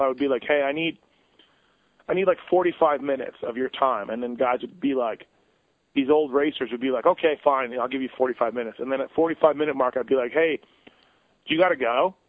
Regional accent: Canada; I'm from Canada, born and raised in Canada

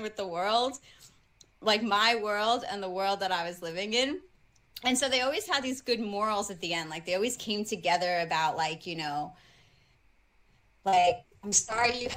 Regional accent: New York City, New York, United States; I grew up in the Bronx

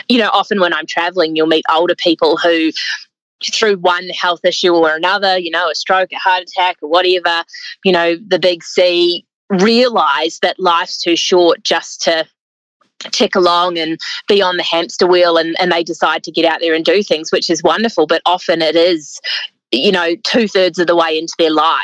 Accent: New Zealand; moved away as an adult; also born or lived in South Island, New Zealand; now in Australia; by my accent, you can tell that I grew up in New Zealand.

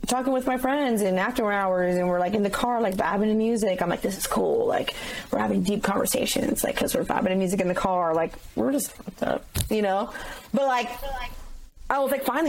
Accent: San Clemente, California, United States; my hometown of San Clemente, California

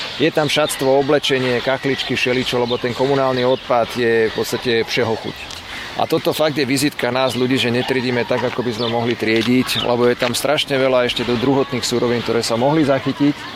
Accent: Bratislava, Bratislava Region, Slovakia; ja som z Vrakuňa

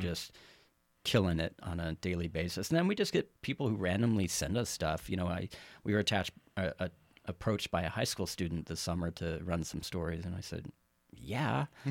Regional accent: Carson City, Nevada, United States; also born or lived in Texas; now in Reno, United States; born, partially raised in Texas, uh, but moved here when I was really young, um, approximately, I guess, first grade, uh, to Carson City.

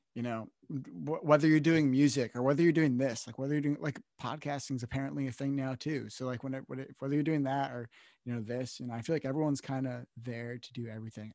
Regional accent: Northeast, United States; also born or lived in Connecticut; now in New Jersey, United States; I'm from the Northeast.

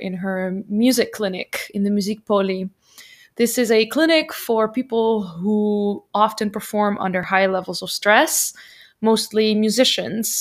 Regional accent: Netherlands; now in Germany; I am from Holland

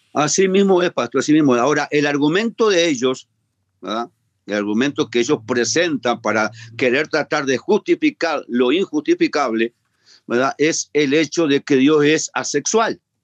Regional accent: Uruguay; en mi país, en Uruguay

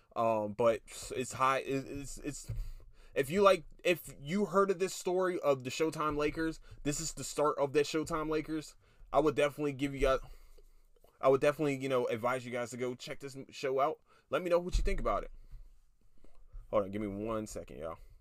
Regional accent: Philadelphia, Pennsylvania, United States; I'm from Philadelphia, Pennsylvania

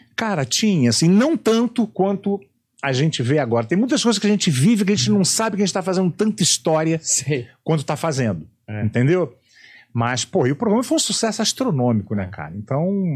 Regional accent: Rio de Janeiro, Brazil; Eu sou carioca

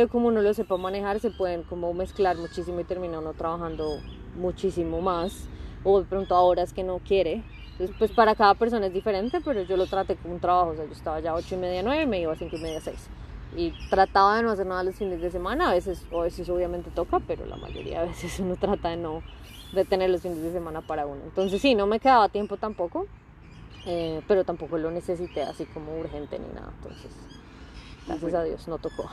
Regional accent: Bogotá, Colombia; moved away as an adult; now in Adelaide, Australia; yo soy bogotana

